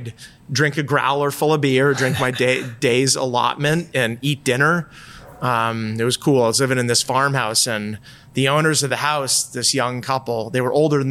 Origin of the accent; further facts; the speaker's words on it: outside of Boston, Massachusetts, United States; moved away; also born or lived in Colorado / Vermont; I grew up outside of Boston and I spent a lot of time in New Hampshire in the summers